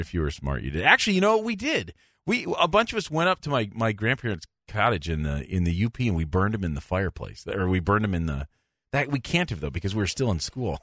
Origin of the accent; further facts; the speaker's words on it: Michigan, United States; I'm from Michigan